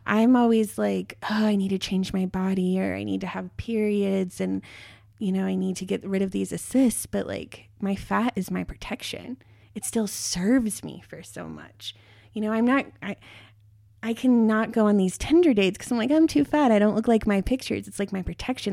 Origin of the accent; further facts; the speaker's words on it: near Boulder, Colorado, United States; I grew up near Boulder, Colorado